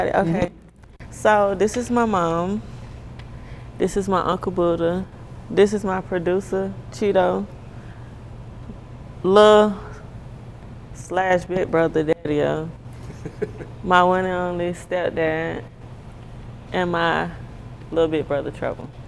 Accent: Jacksonville, Florida, United States; growing up in Jacksonville, I used to fight a lot.

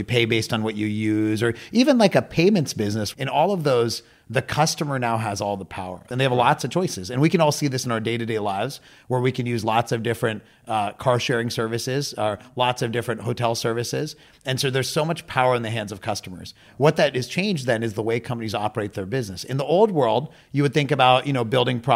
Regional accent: Pittsburgh, Pennsylvania, United States; I grew up in Pittsburgh, Pennsylvania in the U.S.

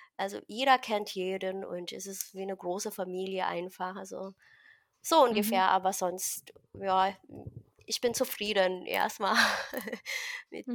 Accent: Philippines; now in Berlin, Germany; ich bin in einem Dorf äh, aufgewachsen auf den Philippinen und ich mm. bin mhm. quasi ein Dorfmädchen

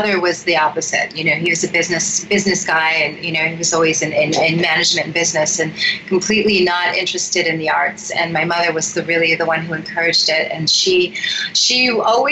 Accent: Romeo, Michigan, United States; also born or lived in Rochester, Michigan; I was born in Rochester, and I actually grew up in Romeo, which is just outside of Rochester on a farm

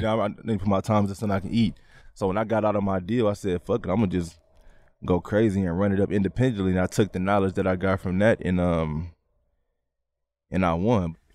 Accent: San Francisco, California, United States; we come from Hunters Point

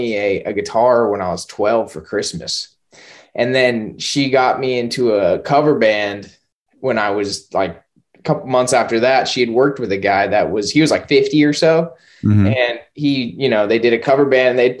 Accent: Kersey, Colorado, United States; now in Hendersonville, United States; I grew up in Kersey, but it's kind of over by Greeley, where the Greeley Stampede is

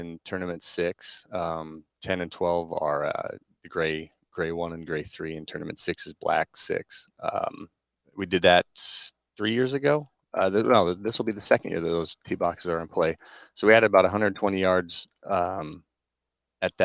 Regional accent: Norfolk, Nebraska, United States; went back to my hometown in Norfolk, for a summer job

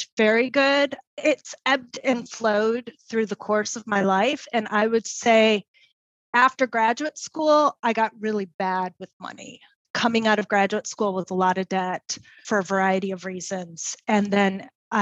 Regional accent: Detroit, Michigan, United States; moved away; I grew up in Detroit

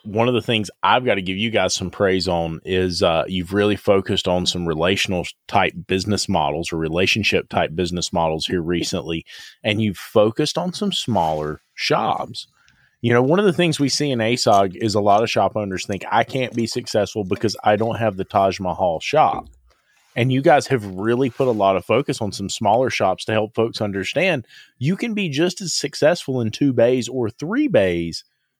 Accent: the South, United States; I'm from the South, buddy.

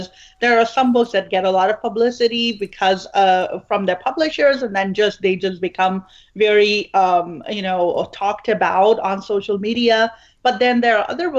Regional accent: Pakistan; now in Houston, United States; I'm originally from Pakistan

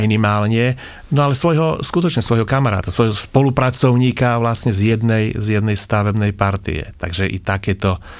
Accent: Snina, Prešov Region, Slovakia; som východniar, som zo Sniny, a teda Rusín

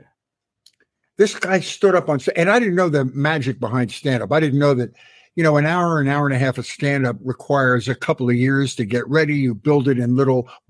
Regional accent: Philadelphia, Pennsylvania, United States; I grew up in Philadelphia, Pennsylvania

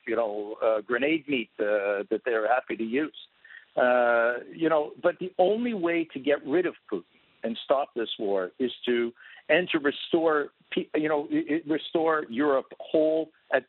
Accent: Canada; I was born and raised in Canada

